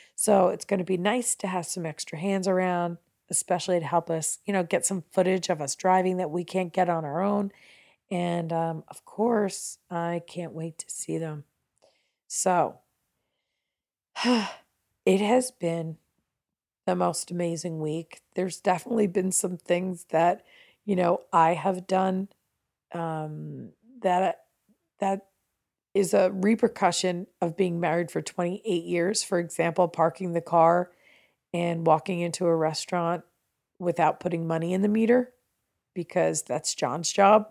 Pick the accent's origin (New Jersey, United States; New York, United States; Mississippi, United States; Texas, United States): New Jersey, United States; I'm from New Jersey